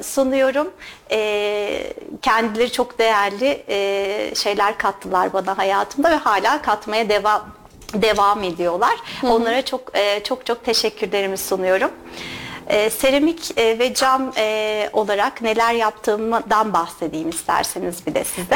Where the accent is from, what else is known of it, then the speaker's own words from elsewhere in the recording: İzmir, Turkey; moved away as an adult; also born or lived in United States; now in Kayseri, Turkey; Aslen İzmirliyim.